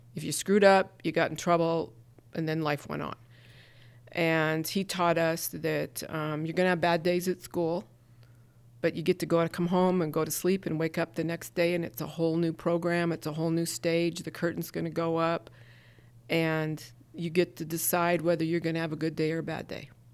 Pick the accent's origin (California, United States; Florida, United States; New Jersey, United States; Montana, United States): Montana, United States; Havre; moved away as an adult; also born or lived in New York City; my hometown, born and raised there